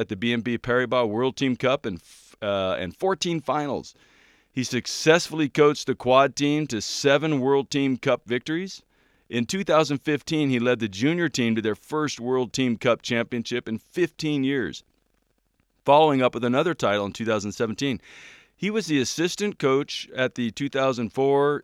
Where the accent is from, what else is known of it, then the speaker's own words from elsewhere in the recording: Orange County, California, United States; I'm from Orange County